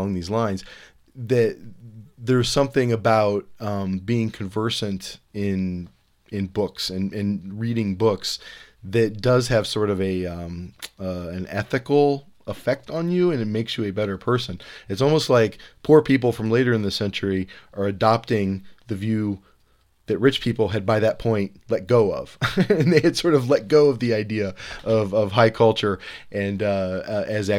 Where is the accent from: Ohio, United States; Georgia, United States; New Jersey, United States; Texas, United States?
Ohio, United States; Cleveland; I grew up in Cleveland